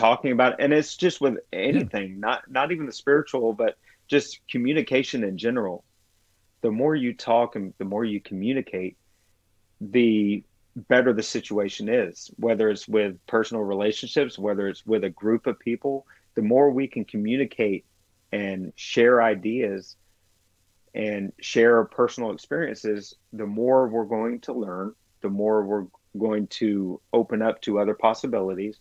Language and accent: English; the South, United States; I grew up in the South